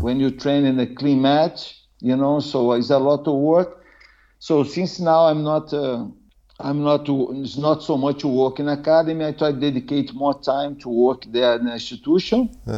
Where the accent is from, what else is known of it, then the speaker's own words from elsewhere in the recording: Brazil; English is a second language; moved away as an adult; now in Norway; I'm from Brazil